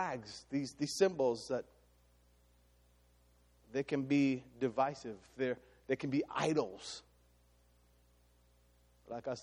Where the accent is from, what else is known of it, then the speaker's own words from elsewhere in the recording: Jamaica; I am ethnically Jamaican.